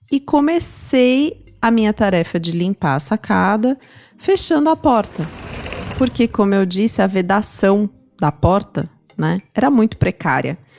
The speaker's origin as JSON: {"language": "Portuguese", "region": "São Paulo", "country": "Brazil", "said": "Na verdade, eu sou do interior, do interior de São Paulo, mas perto. Meus pais continuavam morando no interior."}